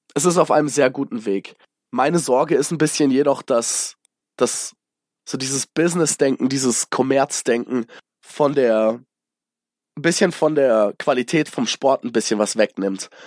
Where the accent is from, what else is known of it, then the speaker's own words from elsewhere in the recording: Munich, Bavaria, Germany; also born or lived in United States; als äh, gebürtiger Münchner